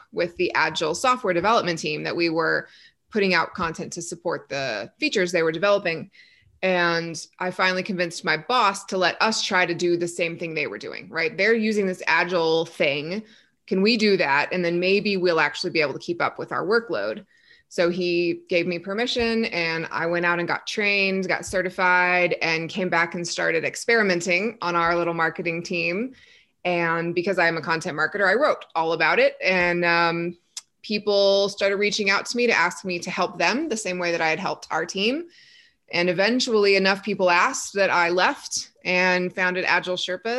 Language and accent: English; Texas, United States; now in Colorado, United States; I grew up in Texas where we had zero mountains, and now I live within eyeshot of the mountains